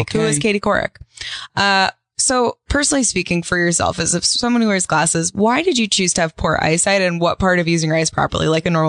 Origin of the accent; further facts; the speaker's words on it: Massapequa, New York, United States; I grew up on Long Island.